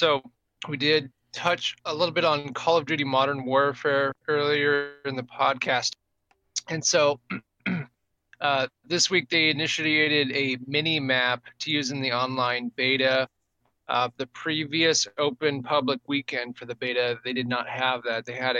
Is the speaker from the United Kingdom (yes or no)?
yes; England, United Kingdom; born there; And I was born in England.